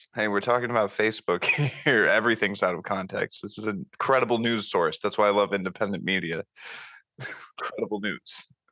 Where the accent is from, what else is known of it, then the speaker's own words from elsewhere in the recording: Florida, United States; moved away as an adult; also born or lived in California / Memphis, Tennessee; now in Knoxville, United States; I grew up in Florida